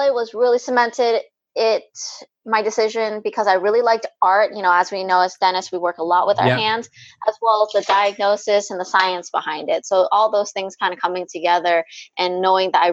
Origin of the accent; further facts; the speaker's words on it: California, United States; moved away as an adult; now in New York, United States; I was raised in California, went to school there